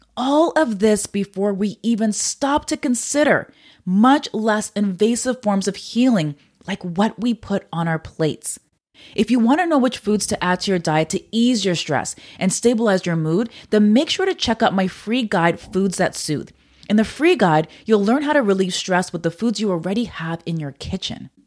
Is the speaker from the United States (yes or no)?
no; Canada; I'm Canadian